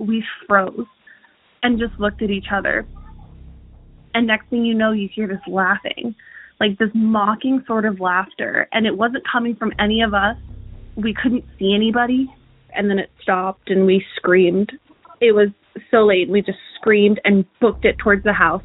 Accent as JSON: {"language": "English", "town": "Hershey", "region": "Pennsylvania", "country": "United States", "tie": "born or raised there", "lives_now": "Pittsburgh, United States", "said": "Hershey, uh, which is where I grew up"}